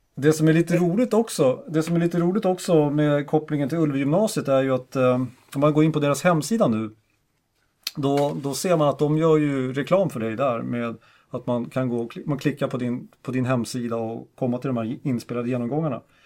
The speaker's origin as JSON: {"language": "Swedish", "town": "Stockholm", "region": "Stockholm County", "country": "Sweden", "moved": "yes", "lives_now": "Umeå, Sweden", "said": "jag är ju från Stockholm"}